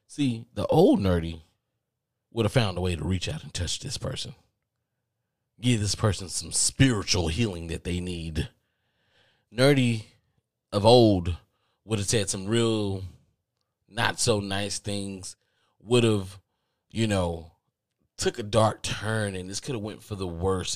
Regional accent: the South, United States; accent: Southern drawl; I'm from the South, and maybe I do have a Southern draw

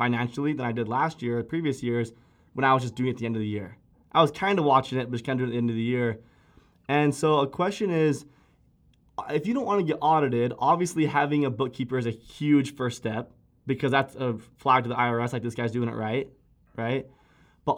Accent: Alpine, United States; just growing up in Alpine, a lot of neighbors that were accountants and business guys

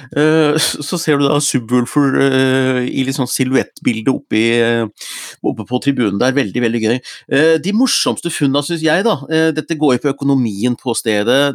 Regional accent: Gjøvik, Innlandet, Norway; moved away; Tavernaen hjemme i Hunndalen

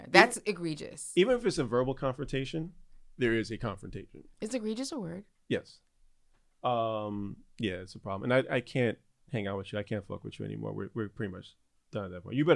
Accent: New York City, New York, United States; born and, and, raised. And I am from the Bronx.

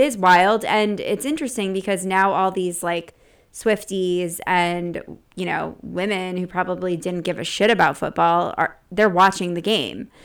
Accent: Connecticut, United States; being from Connecticut

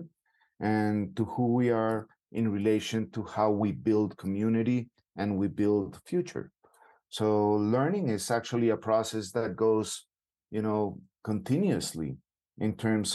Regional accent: Bogota, Bogotá Capital District, Colombia; I'm from Bogota, Colombia

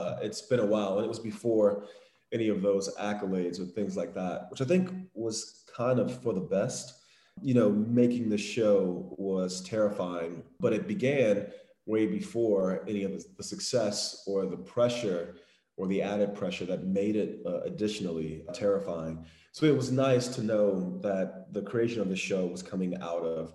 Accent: Miami, Florida, United States; I am a filmmaker from Miami, Florida

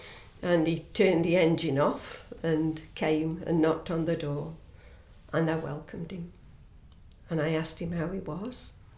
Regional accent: Staffordshire, West Midlands, United Kingdom; I grew up in a little town in England.

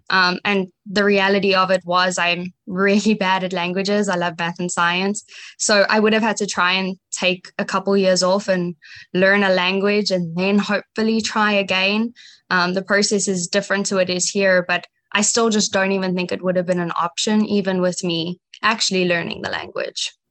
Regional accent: Johannesburg, Gauteng, South Africa; now in United States; I grew up in Johannesburg, South Africa

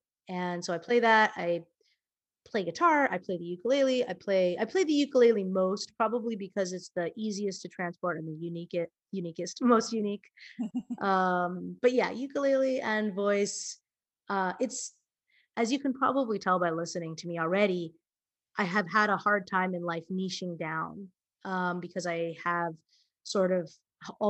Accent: Hawaii, United States; now in New York, United States; I had an idyllic childhood. My parents are swell. I lived in Hawaii.

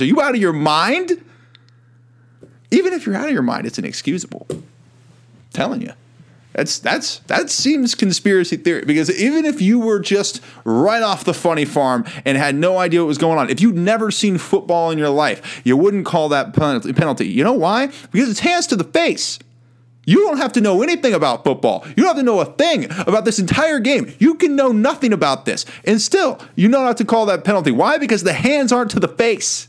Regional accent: Kansas City, Missouri, United States; moved away as an adult; now in Los Angeles, United States; I'm from Kansas City

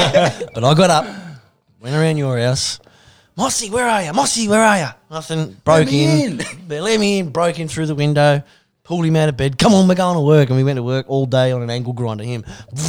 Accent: Coffs Harbour, New South Wales, Australia; I'm from Coffs, we got the big banana.

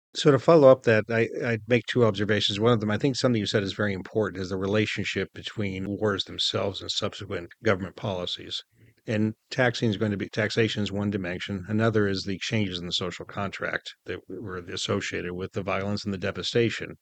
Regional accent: United States; as an American

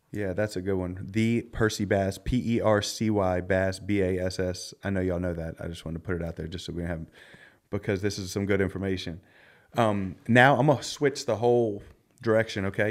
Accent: Philadelphia, Pennsylvania, United States; I grew up in Philly

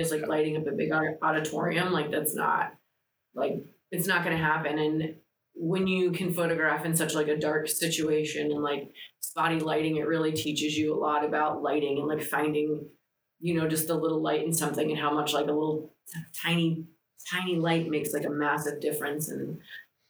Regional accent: Tampa Bay area, Florida, United States; first language Greek; English is a second language; I'm from the Tampa Bay area

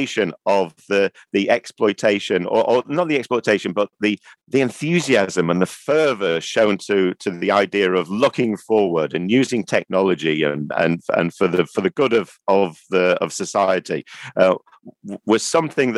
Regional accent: Manchester, North West England, United Kingdom; being Mancunian

